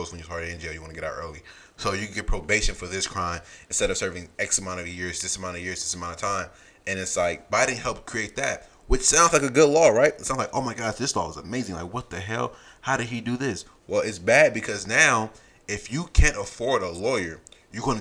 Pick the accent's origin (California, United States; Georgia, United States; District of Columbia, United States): California, United States; We both grew up in California